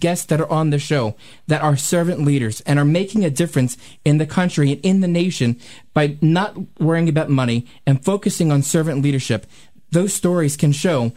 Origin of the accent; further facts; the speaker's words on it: Philadelphia, Pennsylvania, United States; I'm from South Philadelphia